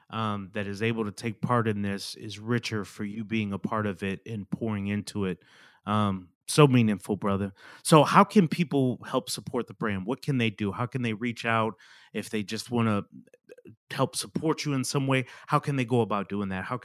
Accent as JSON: {"language": "English", "region": "Midwest", "country": "United States", "said": "I'm from the Midwest, as I mentioned."}